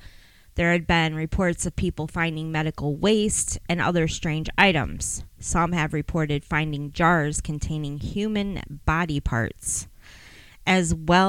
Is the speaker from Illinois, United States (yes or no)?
no; Michigan, United States; The funny thing is, I grew up in Western Wayne County, and I didn't know anything about Eloise until I started working in news.